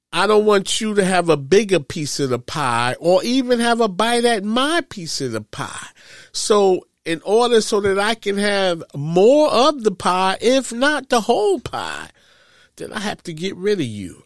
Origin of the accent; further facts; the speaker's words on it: New York, United States; I am from New York